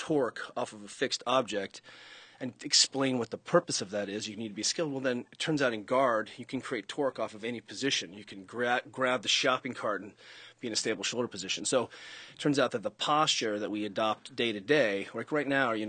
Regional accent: San Francisco, California, United States; I'm from San Francisco.

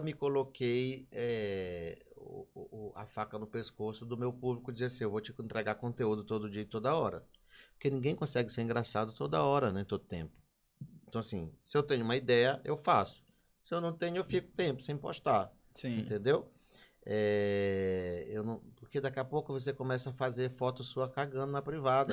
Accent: Maranhão, Brazil; eu sou muito apaixonado pelo Maranhão

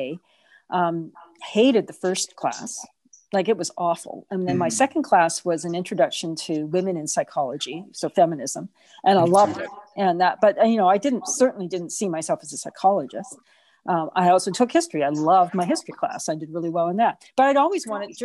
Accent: Canada; also born or lived in Edmonton, Canada; I grew up in Mayfair

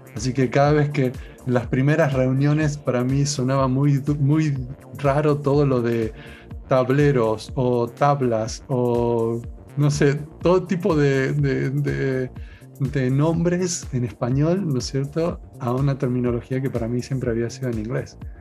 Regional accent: Argentina; moved away; yo ya dije que era de Argentina

